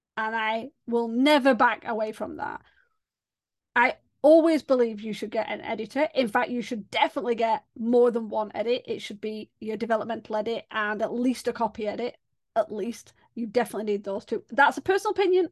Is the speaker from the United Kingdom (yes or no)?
yes; England, United Kingdom; I'm English